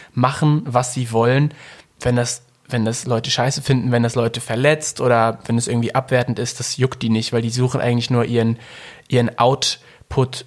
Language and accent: German; Ruhr area, North Rhine-Westphalia, Germany; ich komme aus dem Ruhrpott